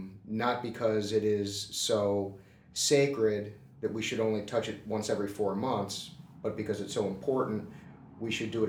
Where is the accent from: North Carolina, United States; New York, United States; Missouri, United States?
Missouri, United States; St. Louis; I grew up in the Lutheran Church, Missouri Synod, in St.